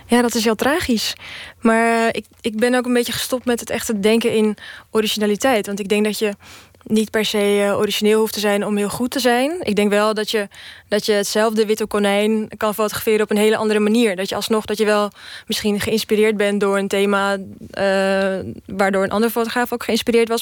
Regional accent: Czechia; now in Netherlands; ik kom sowieso uit Tsjechië

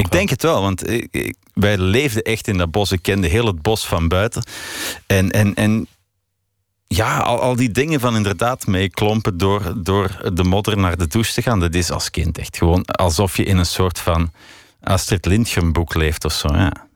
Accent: Belgium; also born or lived in Paris; ik ben een muzikant uit België

